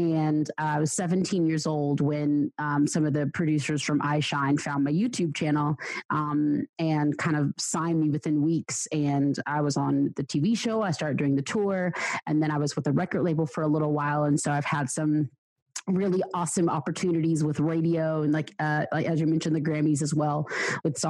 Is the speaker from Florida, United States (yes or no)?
no; Georgia, United States; I was born and raised in the States. I grew up in Georgia, southeast of USA, United States